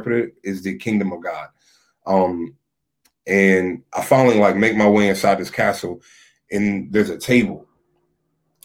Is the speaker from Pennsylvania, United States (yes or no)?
no; Lexington Park, Maryland, United States; I'm from Southern Maryland, St. Mary's County, born and raised in Lexington Park, Maryland.